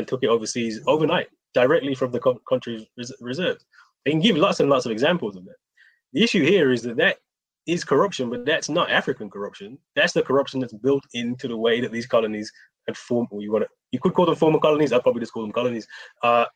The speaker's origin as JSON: {"language": "English", "town": "Birmingham", "region": "West Midlands", "country": "United Kingdom", "said": "I'm from Birmingham, so I spent a lot of time growing up in Cabreville"}